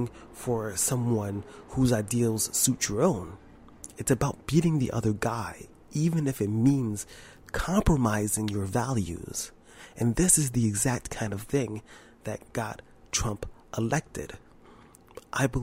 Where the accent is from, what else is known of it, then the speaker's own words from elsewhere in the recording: New York, United States; I'm from New York and I'm black